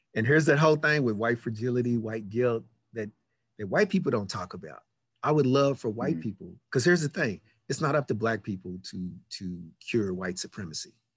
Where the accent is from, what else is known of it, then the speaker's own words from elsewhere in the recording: Louisville, Kentucky, United States; moved away as an adult; also born or lived in Los Angeles; I grew up in Louisville, Kentucky.